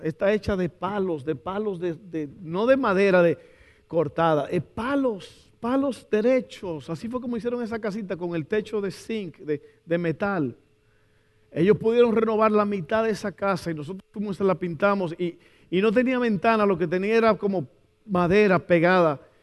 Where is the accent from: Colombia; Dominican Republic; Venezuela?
Dominican Republic; moved away; en mi país yo estaba tomando mucha Coca-Cola, no sé, como que toda esa comida dominicana